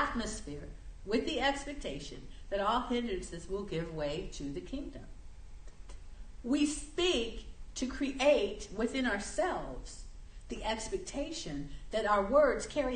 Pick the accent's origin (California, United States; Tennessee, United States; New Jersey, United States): California, United States; Southern; Where I lived, when I grew up in Southern California